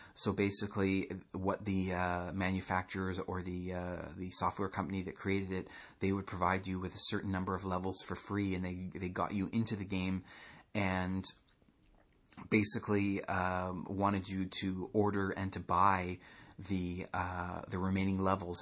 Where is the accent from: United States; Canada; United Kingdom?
Canada; I'm Canadian.